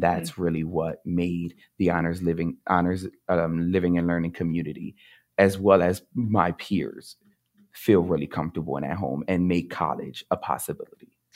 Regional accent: Camden, New Jersey, United States; I grew up in Camden, New Jersey

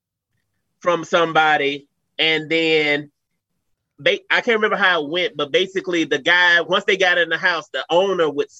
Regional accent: Atlanta, Georgia, United States; also born or lived in Albany, Georgia; it's where I'm from

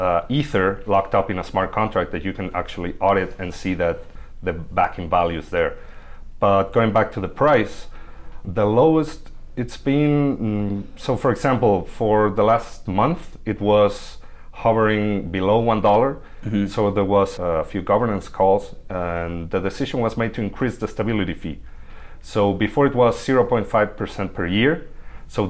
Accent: Buenos Aires, Argentina; moved away; also born or lived in Mexico City, Mexico; I come from Buenos Aires, Argentina. I lived in Mexico City for a few years

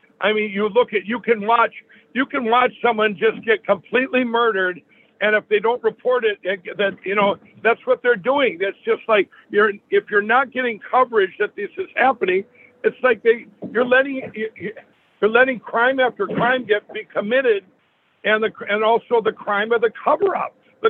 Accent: Minnesota, United States; My home state of Minnesota

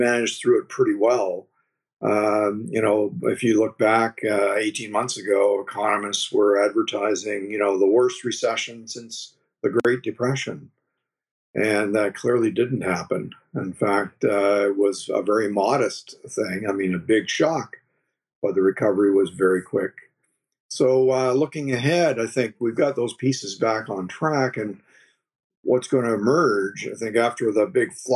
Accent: Oshawa, Ontario, Canada; I grew up in Oshawa, down near Toronto, the Motor City

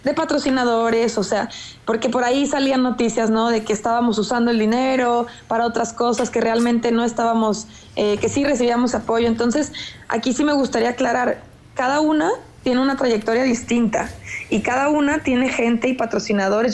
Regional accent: Jalisco, Mexico; now in Mexico City, Mexico; que soy de Jalisco

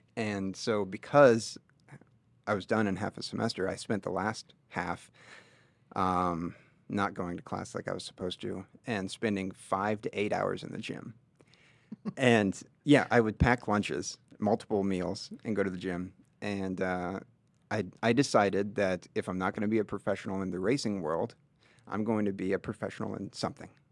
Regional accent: Linton, Indiana, United States; grew up in the small town of Linton, Indiana

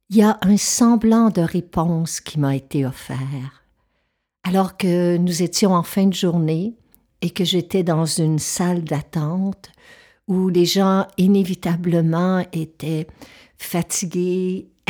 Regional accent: Quebec, Canada; je suis touchée par les feux qui ravagent le nord du Québec parce que c'est ma région natale.

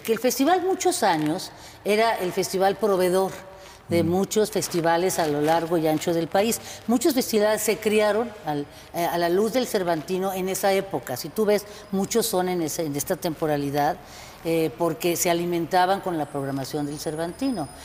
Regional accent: Guadalajara, Jalisco, Mexico; now in Guanajuato, Mexico; Yo soy originaria de Guadalajara, pero vivo aquí en Guanajuato hace ya treinta años

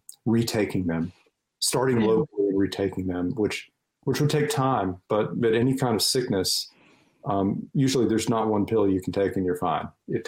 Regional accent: North Carolina, United States; my home state of North Carolina

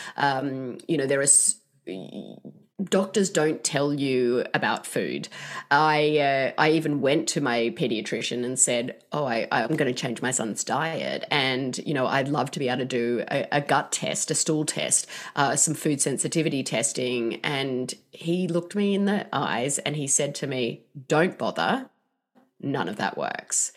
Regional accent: Australia; now in Seattle, United States; I'm not from here, as you can tell by my accent. But, um, in Australia

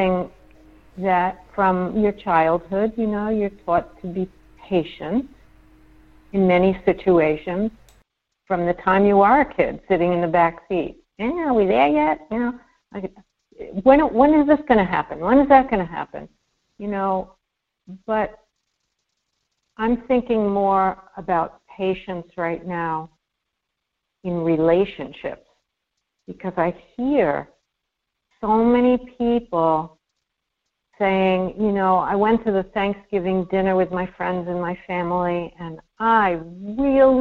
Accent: New York City, New York, United States; I'm a New Yorker

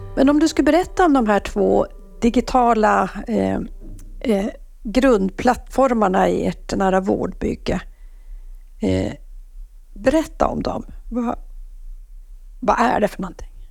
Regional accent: Norrbotten County, Sweden; jag som är norrbottning

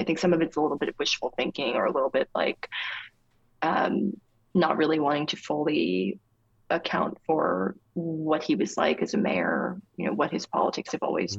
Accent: near Asbury Park, New Jersey, United States; Asbury Park, New Jersey, which was near my hometown

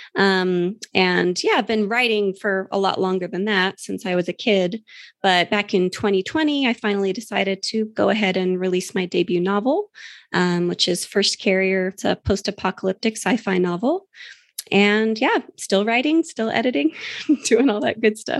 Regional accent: New Mexico, United States; my home state of New Mexico, which I'm very familiar

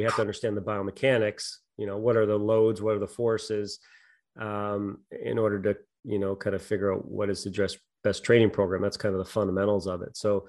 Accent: Montague, Prince Edward Island, Canada; I grew up in on Prince Edward Island, Montague, PEI.

